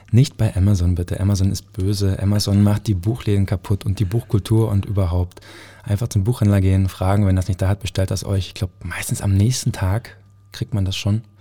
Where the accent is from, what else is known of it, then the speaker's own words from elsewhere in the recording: Cottbus, Brandenburg, Germany; aber natürlich auch meiner Heimatstadt irgendwie einfach, dass sie, ja, dass alles gut wird. Also, ähm, ich glaube, Cottbus hat so viel Potenzial. Es ist so eine schöne Stadt.